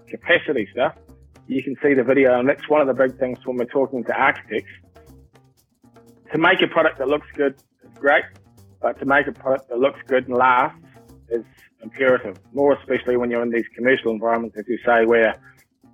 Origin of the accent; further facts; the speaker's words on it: Wellington, New Zealand; also born or lived in Australia / United Kingdom; Growing up in Wellington, there's not too many flat sections